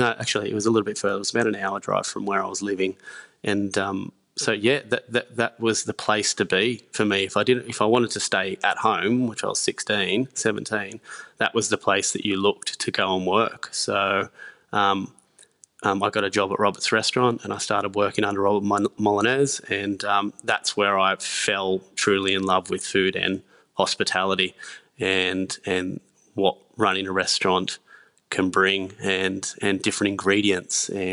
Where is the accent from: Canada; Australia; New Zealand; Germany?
Australia; Lake Macquarie, New South Wales; I grew up in Lake Macquarie, so it's just near Newcastle, about 15, 20 minutes from Newcastle.